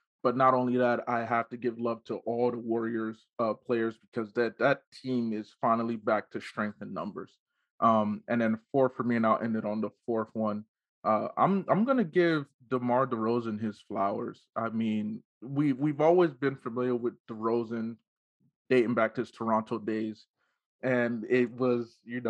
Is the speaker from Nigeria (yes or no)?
yes; Nigeria; Being Nigerian